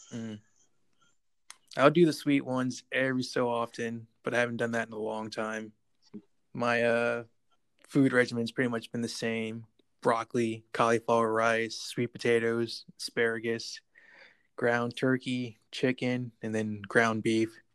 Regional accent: Buffalo, New York, United States; now in Texas, United States; Buffalo, New York, my hometown

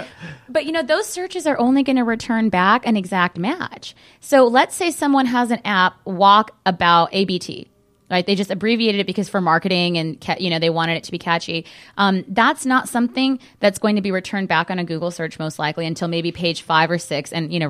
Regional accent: California, United States; I grew up in Southern California, so for us it was a natural transition

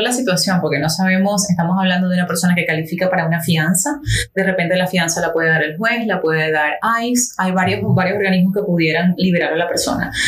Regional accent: Cuba; now in Miami, United States; vivo acá en Miami, en Miami-Dade, en la y soy cubano

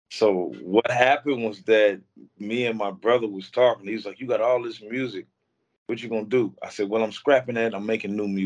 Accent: Ruston, Louisiana, United States; also born or lived in Vallejo, California; now in Texas, United States; No, sir. I'm from uh, Ruston, Louisiana, and I also say I'm from Vallejo, California, because I spent so many years in Vallejo, so it's like I'm um, a mixed breed.

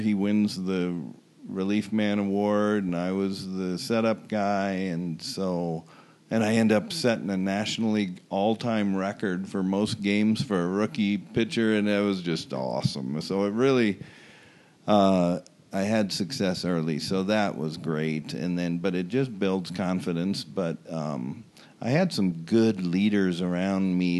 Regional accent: Omaha, Nebraska, United States; growing up in Omaha

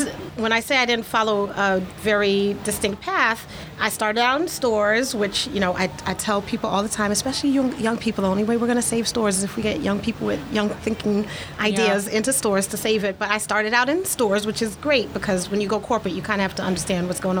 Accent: New York City, New York, United States; growing up in New York City

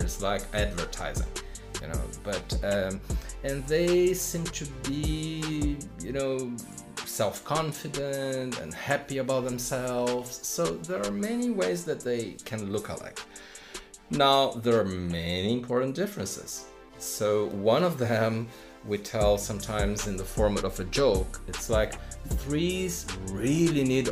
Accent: Brazil; most of the time in Brazil, my home country

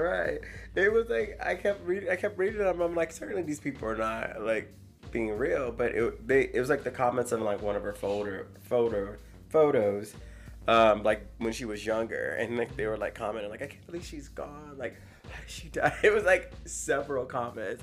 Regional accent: Missouri, United States; I grew up in Missouri

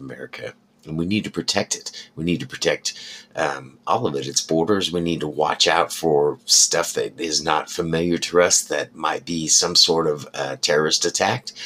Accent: United States; as an American who flies a flag in front of his house every day

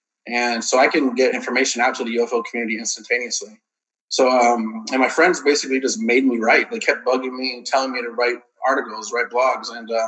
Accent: Tucson, Arizona, United States; also born or lived in Miami / Kentucky / Los Angeles; I was born in Miami, Florida. I've lived all over the country. I've lived in Kentucky, L.A., California. And then I grew up mostly in Tucson, Arizona. Then I moved to Texas. And I've been in Texas for a long time now.

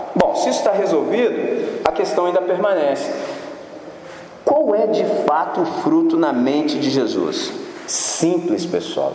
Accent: Brazil; sou brasileiro

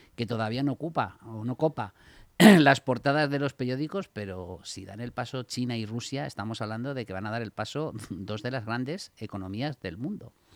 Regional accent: Spain; nosotros como españoles

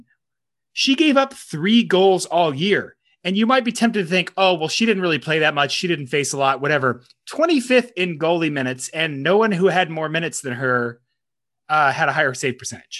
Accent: Memphis, Tennessee, United States; Memphis, my hometown

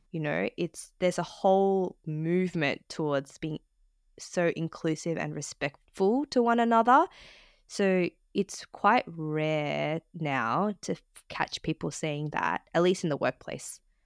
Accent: Sydney, New South Wales, Australia; I was born and raised in Australia, um, in Sydney

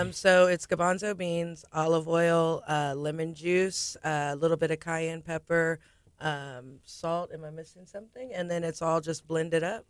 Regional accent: Galveston, Texas, United States; I'm from Galveston, born and raised.

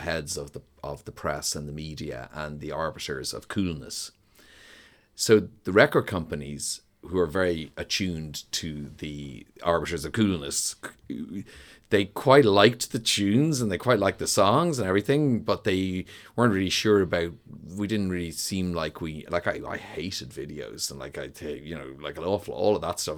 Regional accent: Dublin, Leinster, Ireland; also born or lived in New York / London; I grew up in Donnybrook

